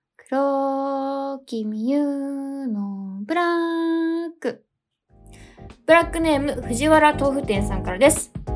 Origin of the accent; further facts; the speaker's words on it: Kanagawa, Japan; 私神奈川県出身なんですけど